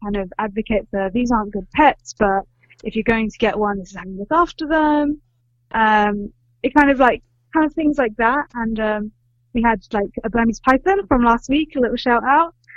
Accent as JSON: {"language": "English", "region": "England", "country": "United Kingdom", "said": "I'm from England."}